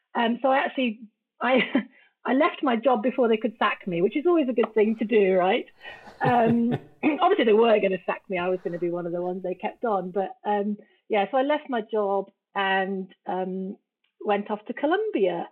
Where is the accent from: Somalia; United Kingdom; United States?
United Kingdom; moved away; also born or lived in Guatemala; I'm British